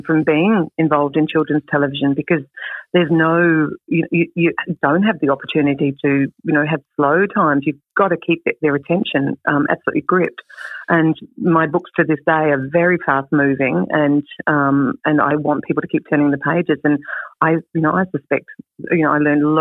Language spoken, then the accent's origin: English; Clare Valley, South Australia, Australia; moved away; also born or lived in Adelaide / London / Sydney / Melbourne; I grew up in the Clare Valley, as you mentioned, and then lived in Adelaide